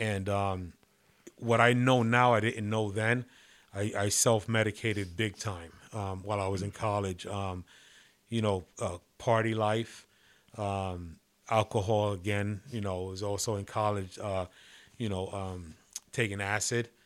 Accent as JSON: {"language": "English", "town": "New York City", "region": "New York", "country": "United States", "tie": "born or raised there", "moved": "yes", "said": "I kinda grew up, uh, you know, in the eighties, nineties, um, right in the city."}